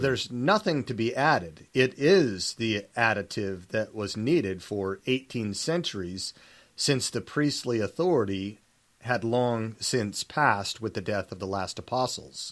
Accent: Salt Lake City, Utah, United States; I was born and raised in Salt Lake City, Utah, and knew nothing else

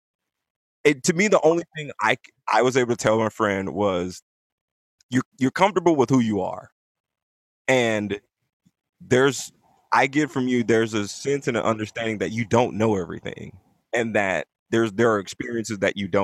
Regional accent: Compton, California, United States; I am from Compton, also known as Bompton, California

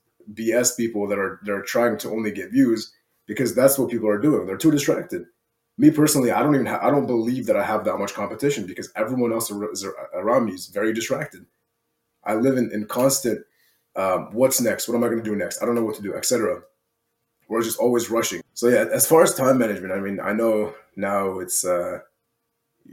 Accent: Iraq; moved away; I'm from Iraq, first and foremost.

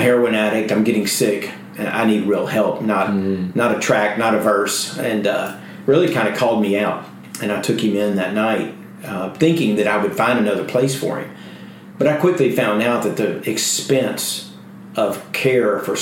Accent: Alabama, United States; moved away as an adult; now in Houston, United States; I came from Alabama in 1979. I was in trouble in my home city

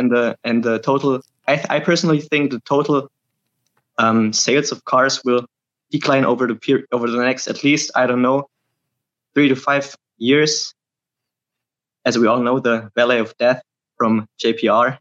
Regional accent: Germany; I'm from Germany

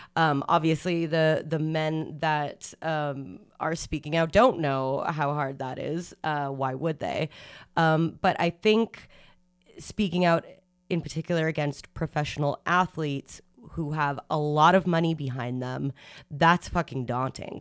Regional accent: Canada; as Canadians, as Canadian women

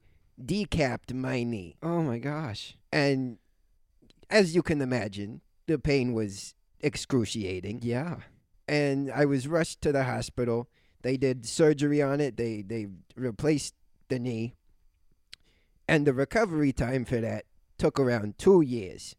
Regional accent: New York City, New York, United States; I'm from New York. More mm-hmm. specifically, I'm from Brooklyn

